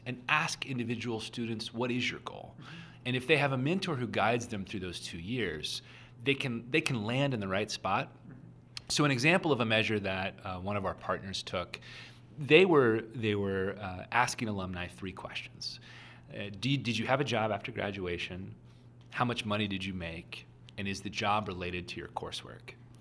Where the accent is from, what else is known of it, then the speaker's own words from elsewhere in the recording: Oklahoma, United States; I'm from Oklahoma